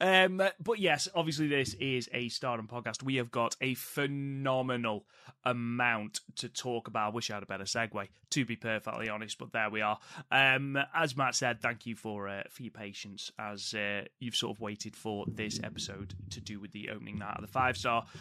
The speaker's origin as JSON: {"language": "English", "country": "United Kingdom"}